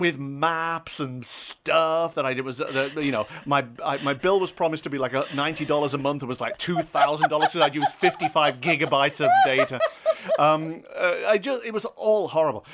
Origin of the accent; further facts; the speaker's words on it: United Kingdom; I'm British, I'm foreign